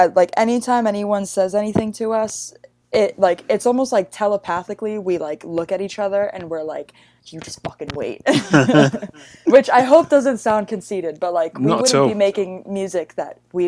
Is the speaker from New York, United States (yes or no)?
yes; New York, United States; I was like, I'm 16. I'm from New York.